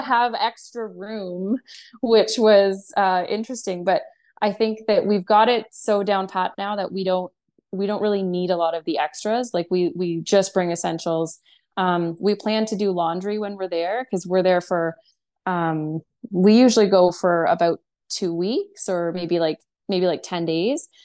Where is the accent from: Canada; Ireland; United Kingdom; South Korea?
Canada; we're from Canada